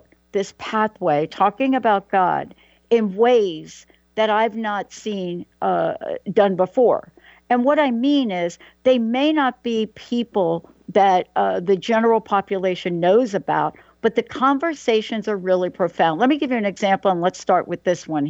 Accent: New York City, New York, United States; moved away; also born or lived in Claremont; I'm from New York. I mean, I did go to Claremont, but I was born in the Bronx in New York.

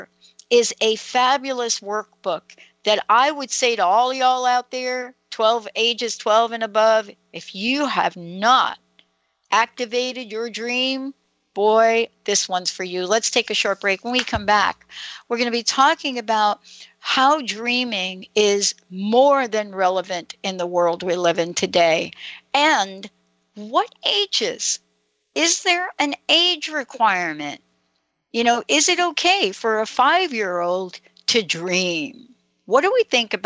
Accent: New York City, New York, United States; I'm a girl from New York City

